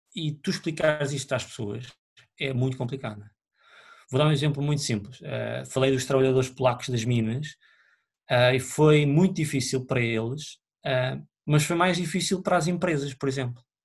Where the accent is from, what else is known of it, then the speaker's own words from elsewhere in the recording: Oliveira do Hospital, Centro, Portugal; moved away; also born or lived in Lisbon; eu venho de Oliveira Hospital, os meus pais são de lá